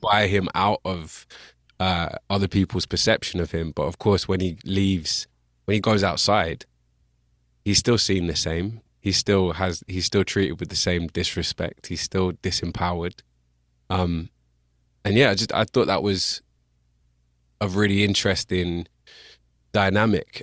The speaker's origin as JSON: {"language": "English", "town": "Bristol", "region": "South West England", "country": "United Kingdom", "tie": "born or raised there", "accent": "English", "said": "I grew up in Bristol."}